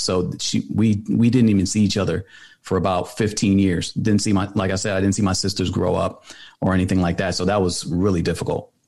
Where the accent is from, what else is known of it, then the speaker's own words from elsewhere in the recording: New York City, New York, United States; now in Atlanta, United States; I was born in New York City. I lived in the Bronx, moved over to Atlanta, uh, finished high school here